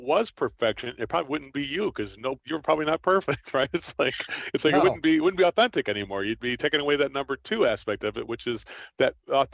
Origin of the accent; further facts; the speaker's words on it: Trenton, New Jersey, United States; I'm from Trenton, New Jersey